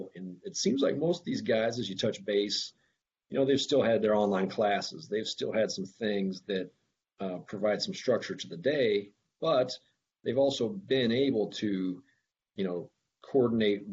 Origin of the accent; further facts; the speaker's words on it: Akron, Iowa, United States; moved away; I grew up in Iowa, small farm town in Iowa, Northwest Iowa, Akron, Iowa